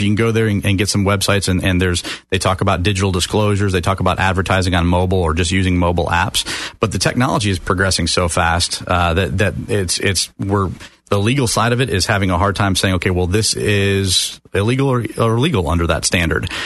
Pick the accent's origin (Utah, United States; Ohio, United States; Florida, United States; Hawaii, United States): Florida, United States; Sarasota; also born or lived in Detroit, Michigan; now in Orlando, United States; from Detroit, Michigan, and moved down with my family when I was about nine years old to uh, Sarasota, Bradenton area